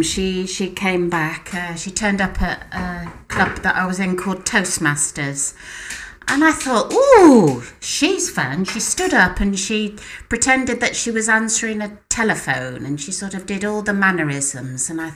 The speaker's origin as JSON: {"language": "English", "area": "Herefordshire", "region": "West Midlands", "country": "United Kingdom", "moved": "as an adult", "lives_now": "Denmark", "said": "I'm from Herefordshire, which is on the border of Wales."}